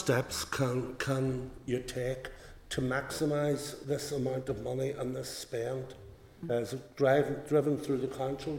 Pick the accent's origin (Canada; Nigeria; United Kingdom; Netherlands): United Kingdom; Lagan Valley, Northern Ireland; I'm from Lagan Valley, so I'll be bringing in a wee personal aspect to it.